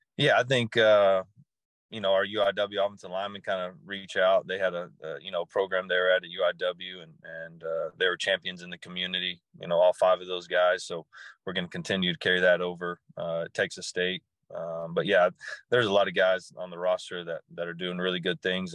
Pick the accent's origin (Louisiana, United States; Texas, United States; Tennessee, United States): Texas, United States; being in, in, in Texas and growing up in Texas, I've, and especially East Texas